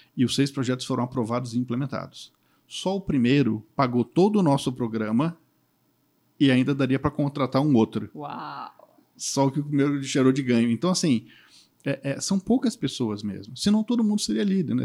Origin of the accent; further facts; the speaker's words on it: Espírito Santo, Brazil; o Espírito Santo, eu sou capixaba